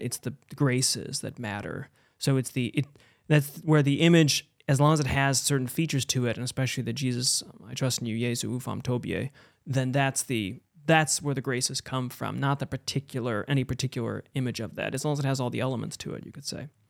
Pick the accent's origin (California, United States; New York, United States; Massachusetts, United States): New York, United States; Buffalo; I grew up in Buffalo with a, a Polish Catholic town.